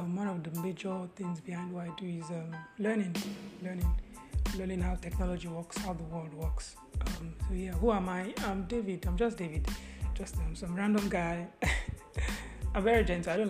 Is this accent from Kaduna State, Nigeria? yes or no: yes; Kaduna, Kaduna State, Nigeria; also born or lived in Ogun State; Ogun State, but I grew up in Kaduna